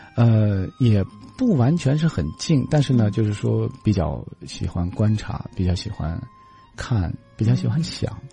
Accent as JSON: {"language": "Chinese", "region": "Xinjiang", "country": "China", "tie": "born or raised there", "moved": "yes", "said": "我在我的家乡能够看到，呃，天山"}